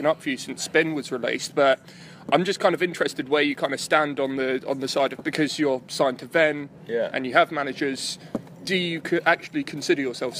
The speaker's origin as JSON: {"language": "English", "area": "West Sussex", "region": "South East England", "country": "United Kingdom", "tie": "born or raised there", "said": "Because I'm originally from West Sussex, where there's, you know, a small rock scene of the kind of youth centre and battle of the bands type thing."}